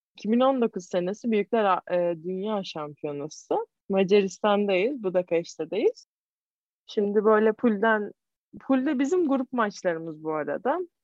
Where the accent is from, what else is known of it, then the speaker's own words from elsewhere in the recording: İzmir, Turkey; ben İzmirliyim. Karşıya kalıyım.